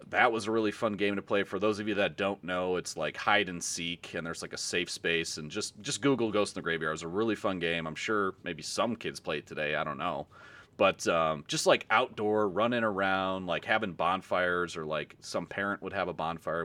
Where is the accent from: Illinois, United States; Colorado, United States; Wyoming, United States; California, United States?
Illinois, United States; Carol Stream; I grew up in Carroll Stream-ish area.